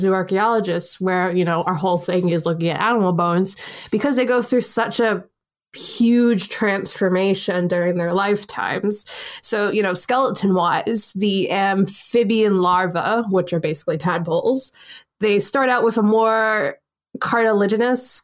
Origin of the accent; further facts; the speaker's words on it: United States; now in United Kingdom; as someone who has worked in the school system here, and obviously I'm from America